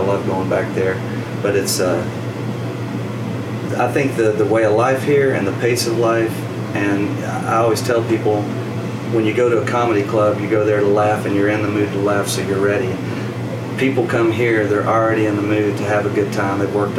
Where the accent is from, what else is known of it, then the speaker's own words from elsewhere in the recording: Arkansas, United States; moved away; From Arkansas